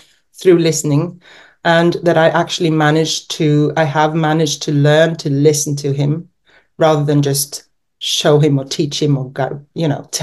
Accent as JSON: {"language": "English", "country": "Norway", "tie": "born or raised there", "also_born_or_lived": "England / California, United States", "said": "I've grown up mainly in Norway, born in England, and I've lived in the US for 2 years, but that was in my teens"}